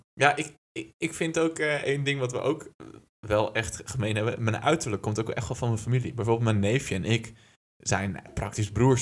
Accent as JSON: {"language": "Dutch", "town": "Lelystad", "region": "Flevoland", "country": "Netherlands", "tie": "born or raised there", "moved": "as an adult", "said": "Ik ben geboren en getogen in het alomvattende, weloverwogen Lelystad"}